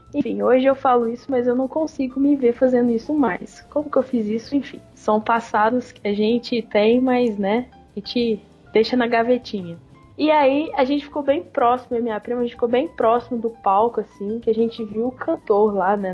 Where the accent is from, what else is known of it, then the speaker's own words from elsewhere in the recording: Barbacena, Minas Gerais, Brazil; now in Uberlândia, Brazil; Esse show foi lá em Barbacena, na cidade onde eu nasci. Eu morava lá na época ainda